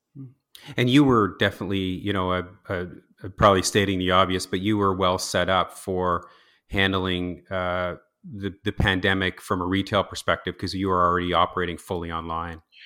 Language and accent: English; New Brunswick, Canada; also born or lived in Toronto; I was born and raised in Ross, Saint New Brunswick